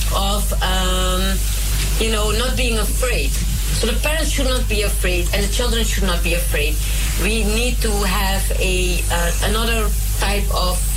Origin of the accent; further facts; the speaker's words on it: Suriname; now in Netherlands; I was brought up in Suriname